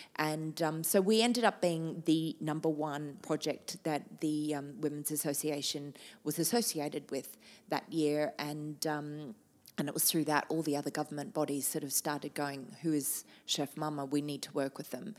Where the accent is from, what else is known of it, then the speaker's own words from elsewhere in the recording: Australia; moved away as an adult; now in Shanghai, China; I am proudly Australian, living in one of the most amazing cities